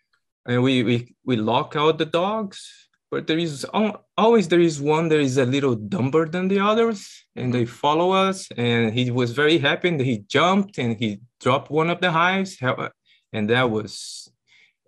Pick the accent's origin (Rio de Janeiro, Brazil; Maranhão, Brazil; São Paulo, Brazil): São Paulo, Brazil; moved away as an adult; now in United States; I'm originally from Brazil